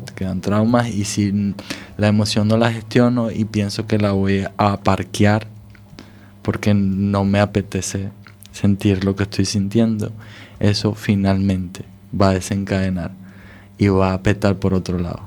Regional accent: Venezuela; also born or lived in Scandinavia; now in Galicia, Spain; de mi país de origen, de Venezuela

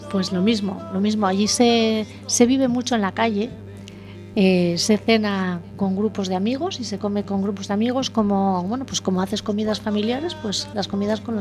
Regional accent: La Rioja, Spain; aprendí a hacerlo aquí, no soy gallega

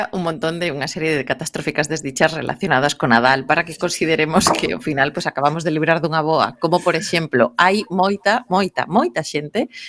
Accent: Vigo, Galicia, Spain; Iso xa cho digo eu como viguesa.

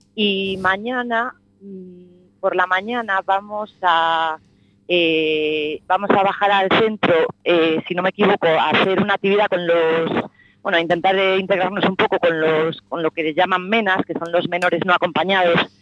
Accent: A Coruña, Galicia, Spain; soy de Coruña

